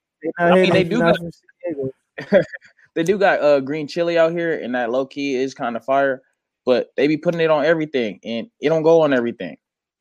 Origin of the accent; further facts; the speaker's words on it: San Diego, California, United States; moved away as an adult; now in Albuquerque, United States; So I'm from San Diego, North Park, born and raised. You know what I'm saying? But right now I'm currently in Albuquerque.